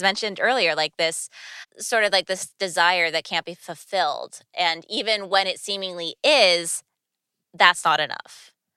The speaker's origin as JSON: {"language": "English", "region": "California", "country": "United States", "said": "speaking as a Californian"}